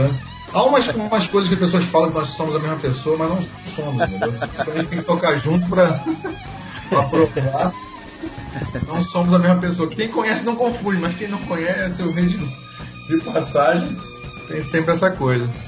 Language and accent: Portuguese; Rio de Janeiro, Brazil; de nascença mesmo e de coração eu sou carioca